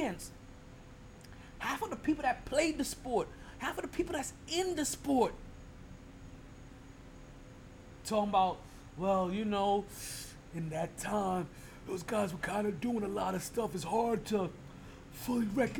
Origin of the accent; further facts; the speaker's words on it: New York, United States; moved away; as a displaced New Yorker